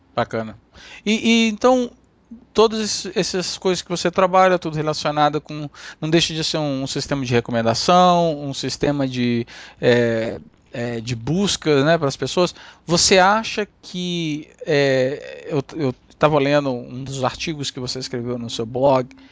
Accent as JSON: {"language": "Portuguese", "region": "Amapá", "country": "Brazil", "tie": "born or raised there", "moved": "yes", "said": "fui olhar aqui na cidade onde eu nasci, no Amapá"}